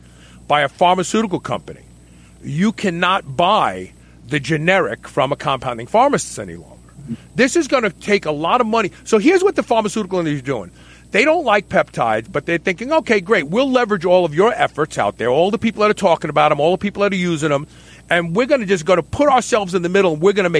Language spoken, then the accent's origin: English; Kentucky, United States; right here in my home state, Hodgensville